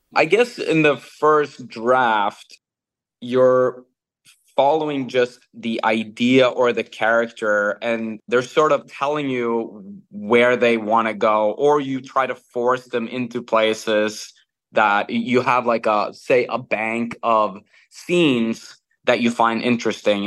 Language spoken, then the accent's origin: English; Norway; I'm born and raised in Norway